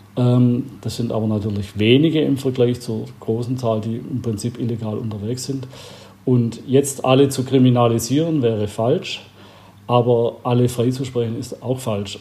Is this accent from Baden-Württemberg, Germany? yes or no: yes; Albstadt, Baden-Württemberg, Germany; in meiner Heimat äh, in Albstadt, wo ich herkomme, von der Schwäbischen Alb. Äh, da war ich ein kleiner Bub